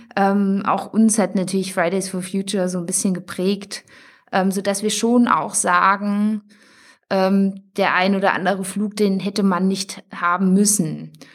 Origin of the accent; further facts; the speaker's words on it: Thuringia, Germany; Wir kommen ursprünglich aus Thüringen